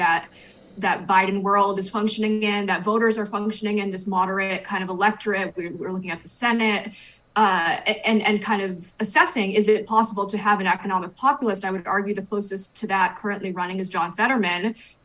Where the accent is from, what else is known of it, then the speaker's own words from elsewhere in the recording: New Hampshire, United States; moved away; that's my home state